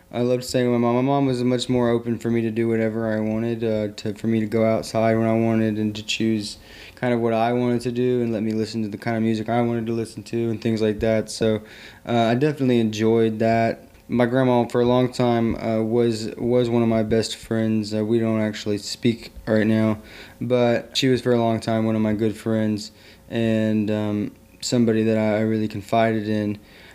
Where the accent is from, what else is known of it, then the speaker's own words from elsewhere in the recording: Southern United States, United States; I grew up in the South. I grew up all over the South throughout from Alabama. I like to say through Alabama, from Alabama to North Carolina and everywhere sideways and in between. Mostly Tennessee and Georgia and Alabama and North Carolina.